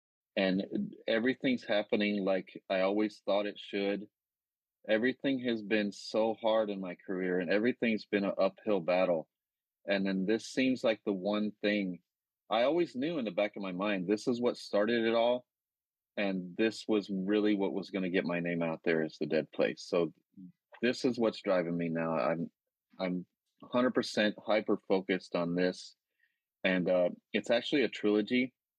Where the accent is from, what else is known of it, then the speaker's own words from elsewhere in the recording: the South, United States; accent: Southern; I had a Southern accent, so the first thing they had me do is work on my Southern accent and get rid of it.